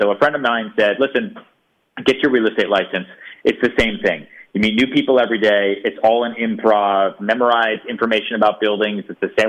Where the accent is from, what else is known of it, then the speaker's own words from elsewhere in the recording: Houston, Texas, United States; born there; I was born in Houston, Texas.